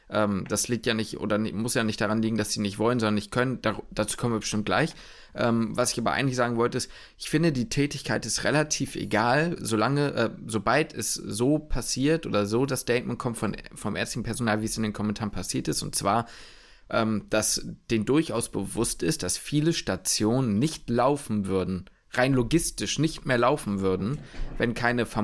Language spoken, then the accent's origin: German; Hamburg, Germany; nicht in Hamburg in, beim, bei mir zu Hause wohnen könnte dann hätte ich mir das PJ in meiner Heimatstadt wahrscheinlich nicht leisten können.